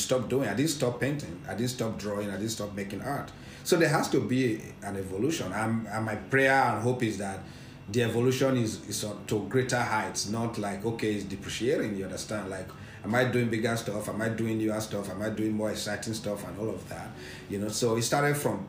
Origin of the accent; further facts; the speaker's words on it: Edo / Benin Kingdom, Nigeria; now in Lagos, Nigeria; I'm an Edo person.